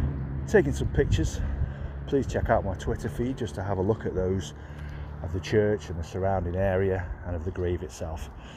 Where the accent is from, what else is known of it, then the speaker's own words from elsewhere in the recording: Burslem, West Midlands, United Kingdom; born there; I was born in Burslem, which is why I wanted to start here.